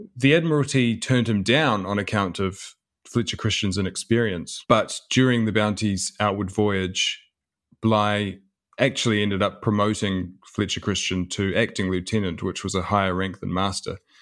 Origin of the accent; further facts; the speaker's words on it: New Zealand; my father was born and raised in New Zealand, and so was